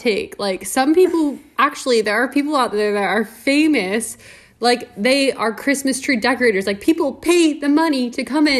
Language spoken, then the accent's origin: English; Pacific Northwest, United States; I grew up in the Pacific Northwest